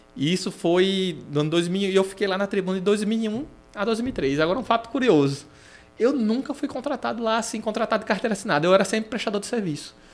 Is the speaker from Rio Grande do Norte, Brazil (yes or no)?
yes; Natal, Rio Grande do Norte, Brazil; also born or lived in Londrina, Paraná / Aracaju, Sergipe; a minha vida toda é aqui